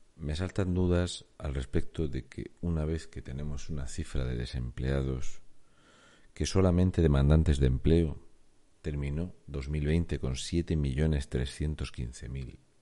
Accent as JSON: {"language": "Spanish", "country": "Spain", "said": "con 4.693.268 españoles que no tienen trabajo, entre los cuales me cuento"}